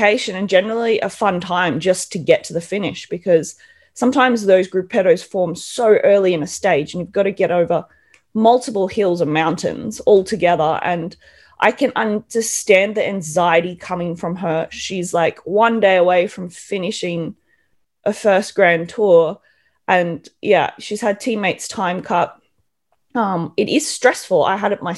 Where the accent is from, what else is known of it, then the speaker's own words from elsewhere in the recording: Australia; moved away as an adult; now in Europe; being an Australian